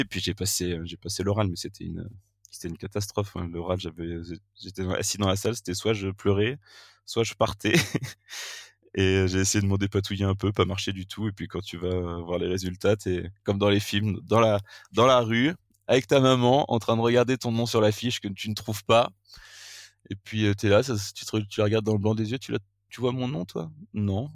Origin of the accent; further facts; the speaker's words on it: Vercors, Auvergne-Rhône-Alpes, France; Je suis originaire du Vercors, qui est euh, donc euh, Vercors, une station de ski au-dessus de Grenoble. J'ai grandi ici depuis, depuis que je suis tout petit